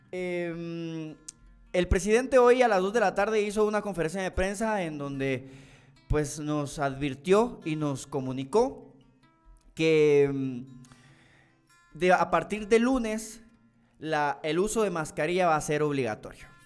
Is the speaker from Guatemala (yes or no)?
yes; Retalhuleu, Guatemala; Fíjate que yo soy de Reu y sí fue cierto, pero que agarraron bastante mala por todo Reu